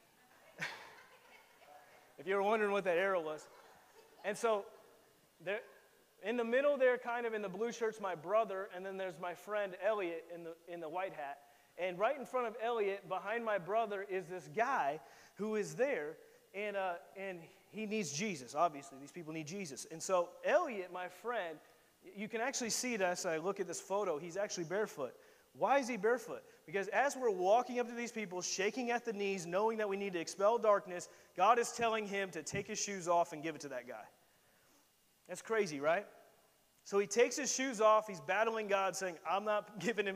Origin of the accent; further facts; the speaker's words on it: Indiana, United States; I'm a boy from Indiana, from the middle of nowhere